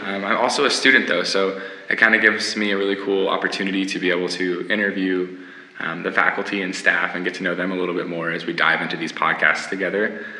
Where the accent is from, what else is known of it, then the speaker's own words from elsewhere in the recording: Spokane, Washington, United States; moved away as an adult; now in Boise, United States; I'm from Spokane, Washington, about 8 hours away from here.